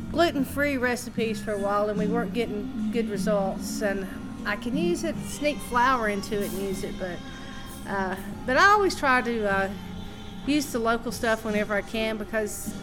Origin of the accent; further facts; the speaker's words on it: Ducktown, Tennessee, United States; now in Knoxville, United States; I grew up in Ducktown, and you know, you had to cook in the country because there were no restaurants.